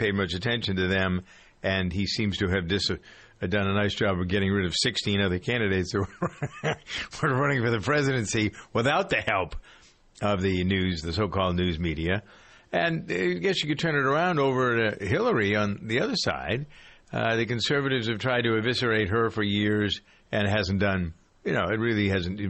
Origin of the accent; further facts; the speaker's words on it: Framingham, Massachusetts, United States; Framingham, by the way, which is my hometown today